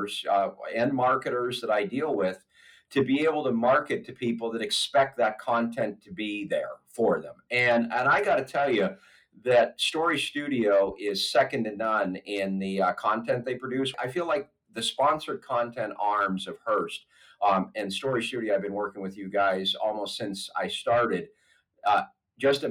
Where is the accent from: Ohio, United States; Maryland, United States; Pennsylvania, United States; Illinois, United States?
Pennsylvania, United States; Erie; now in Pittsburgh, United States; I'm originally from Erie, Pennsylvania